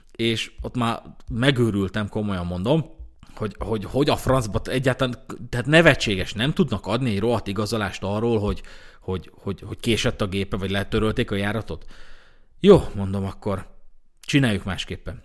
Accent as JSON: {"language": "Hungarian", "country": "Hungary", "said": "magyarok vagyunk"}